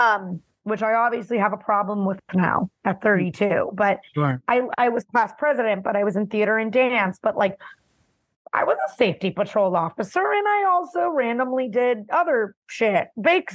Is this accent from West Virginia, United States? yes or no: no; Miami, Florida, United States; also born or lived in New Jersey; I grew up in West Kendall, Miami, Florida. I was born in New Jersey